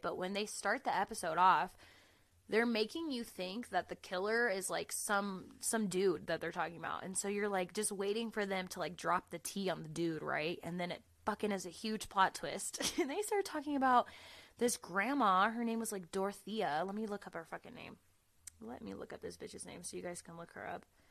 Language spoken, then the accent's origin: English; Florida, United States; moved away as an adult; now in Colorado, United States; I'm from Florida